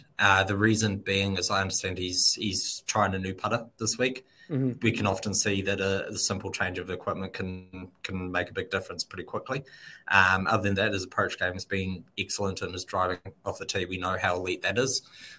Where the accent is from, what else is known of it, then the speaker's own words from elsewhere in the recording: Dubai, United Arab Emirates; Yeah, so I grew up in Dubai. That's where I started. So I spent 8 years living in Dubai.